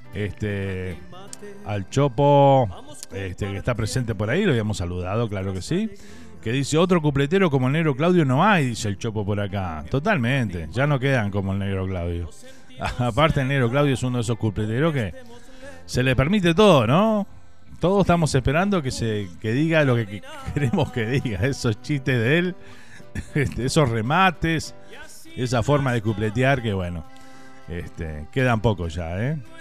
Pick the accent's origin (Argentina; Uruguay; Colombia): Uruguay